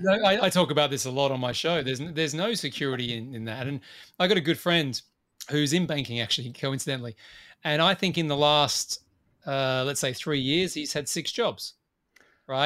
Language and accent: English; Australia; as I tend to be as an Australian